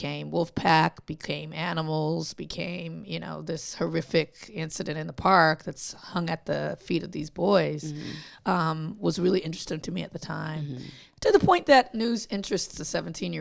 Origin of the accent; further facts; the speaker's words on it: Compton, California, United States; I grew up in Compton on the West Coast.